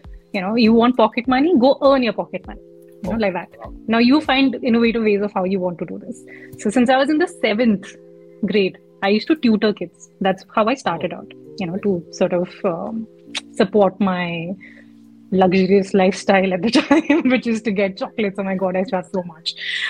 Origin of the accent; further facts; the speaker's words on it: Chandigarh, India; So what happened was, so how I grew up largely in Chandigarh, this is when I was in high school.